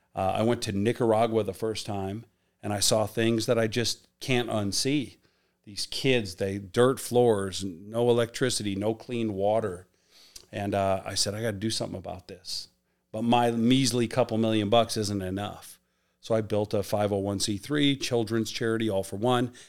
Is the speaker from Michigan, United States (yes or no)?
no; Chicago, Illinois, United States; moved away as an adult; also born or lived in Miami; Him and I grew up in the South Side of Chicago